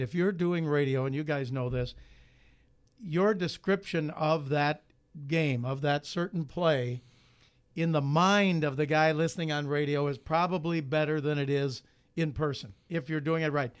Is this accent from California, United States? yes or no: no; Chicago, Illinois, United States; moved away as an adult; also born or lived in Iowa City; I grew up in Chicago, Big Ten territory